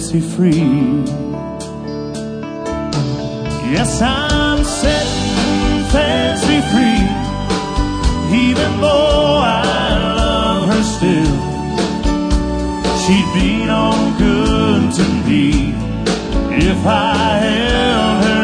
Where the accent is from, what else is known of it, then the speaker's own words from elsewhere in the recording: Roscommon, Michigan, United States; moved away; Roscommon, Michigan is my hometown